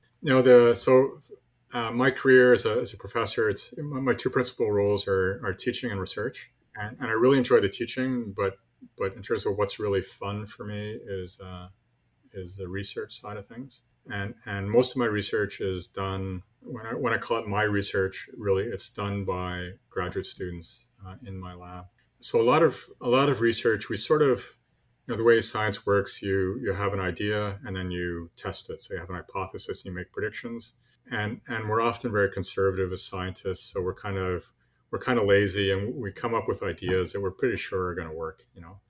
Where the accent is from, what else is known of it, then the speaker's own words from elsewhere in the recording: Montreal, Quebec, Canada; moved away as an adult; also born or lived in Newfoundland; I grew up in Montreal, you know, big city, far from the ocean.